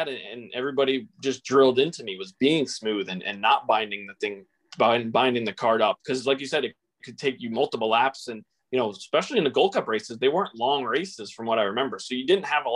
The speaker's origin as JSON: {"language": "English", "area": "Long Island", "region": "New York", "country": "United States", "tie": "born or raised there", "said": "growing up on Long Island, we had both."}